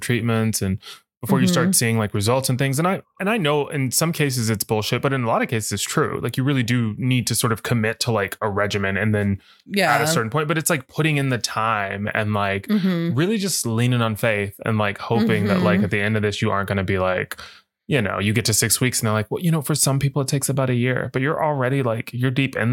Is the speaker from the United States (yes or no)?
yes; the South, United States; accent: southern; that's my southern accent